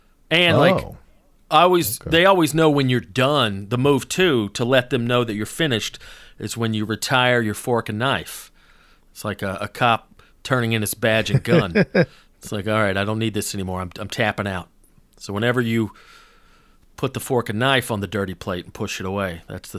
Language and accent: English; Georgia, United States; I had no idea about Jewish culture growing up in North Georgia.